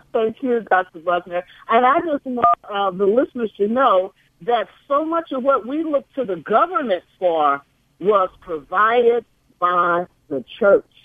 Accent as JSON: {"language": "English", "town": "St. Louis", "region": "Missouri", "country": "United States", "tie": "born or raised there", "said": "my hometown Saint Louis, Missouri"}